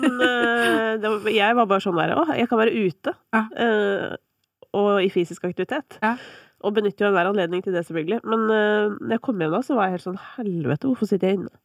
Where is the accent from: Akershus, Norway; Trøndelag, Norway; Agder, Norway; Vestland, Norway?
Akershus, Norway; Kolbotn; Jeg er fra Kolbotn